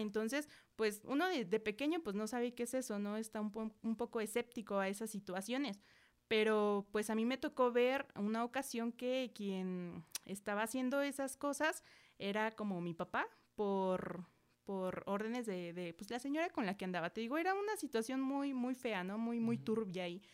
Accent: Metepec, State of Mexico, Mexico; also born or lived in San Agustín Mextepec; Soy de Metepec

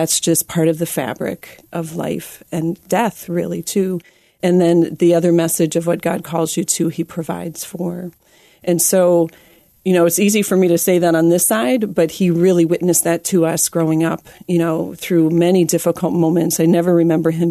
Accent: Erie, Pennsylvania, United States; now in Toledo, United States; I'm actually from Erie, Pennsylvania, and grew up in a family of 12

